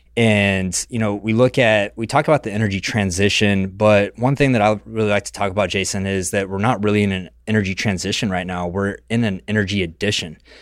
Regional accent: West Texas, United States; I grew up in West Texas in the middle of the Permian Basin

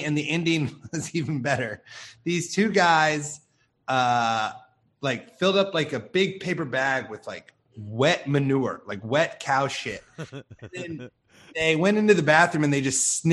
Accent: Iowa, United States; now in Los Angeles, United States; I grew up in Iowa.

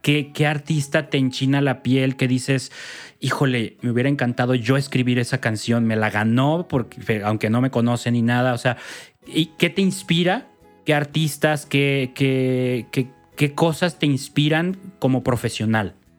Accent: Mexico; soy malísimo mexicano

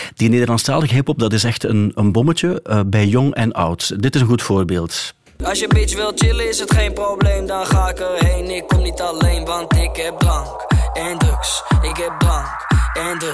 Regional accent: West Flemish, West Flanders, Belgium; als West-Vlaming

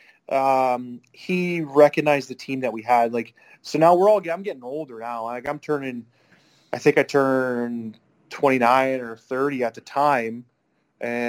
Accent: Canada

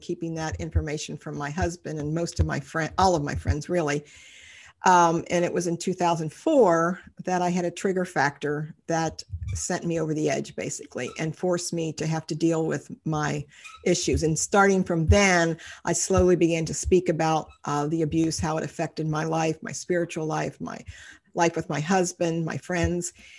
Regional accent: Cincinnati, Ohio, United States; I've lived in Cincinnati all my life

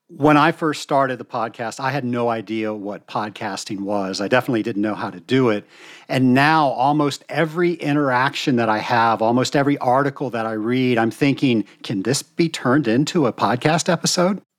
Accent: the South, United States; I'm from the South, so we have expressions for everything.

